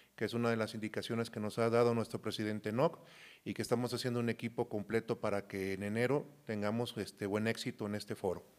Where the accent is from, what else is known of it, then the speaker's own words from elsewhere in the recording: Coatzacoalcos, Veracruz, Mexico; also born or lived in Yurécuaro, Michoacán; yo soy de un lugar que se llama Yurecuaro, Michoacán, me crié mucho tiempo en Coaxacualcos, Veracruz.